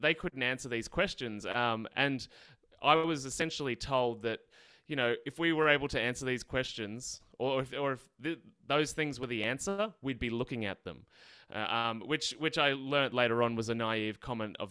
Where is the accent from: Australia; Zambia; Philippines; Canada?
Australia; accent: Australian; So I'm in Australia, obviously can tell by my accent. I grew up in the countryside